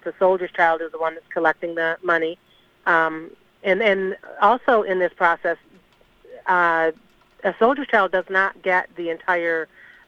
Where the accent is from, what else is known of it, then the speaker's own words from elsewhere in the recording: Michigan, United States; now in Florida, United States; I'm from Michigan, but I've been here 35 years